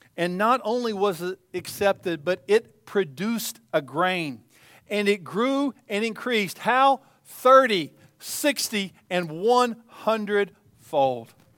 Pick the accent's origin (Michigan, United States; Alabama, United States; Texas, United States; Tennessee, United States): Tennessee, United States; East; as a child growing up in East Tennessee